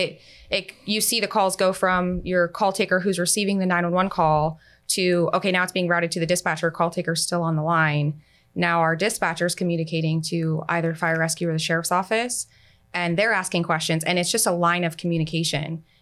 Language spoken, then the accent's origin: English; Pasco County, Florida, United States; I'm actually from Pasco County